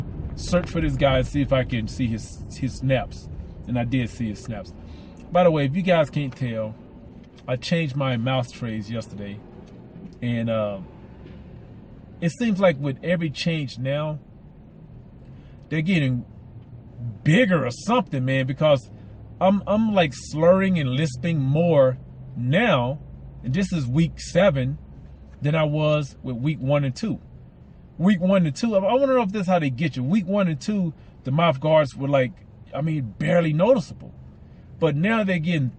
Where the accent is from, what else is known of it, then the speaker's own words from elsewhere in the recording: the South, United States; I'm from the South, so I got some Southerners to me